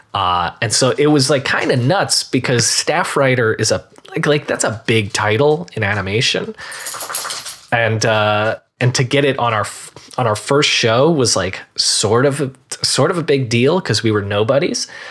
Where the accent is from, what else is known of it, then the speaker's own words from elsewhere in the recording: Marlboro, New Jersey, United States; moved away as an adult; now in Los Angeles, United States; both Greg and I were from New Jersey. We grew up together